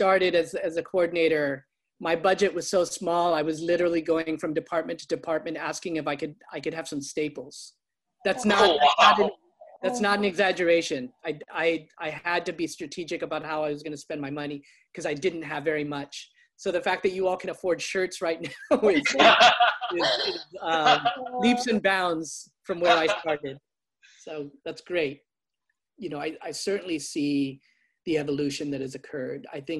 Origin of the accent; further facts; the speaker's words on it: United States; both for my own identity as a Filipino American